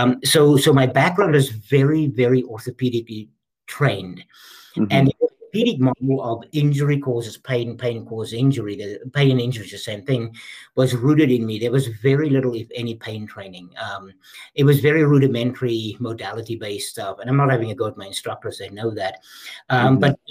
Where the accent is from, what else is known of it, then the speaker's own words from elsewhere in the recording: South Africa; moved away; I was born and raised in South Africa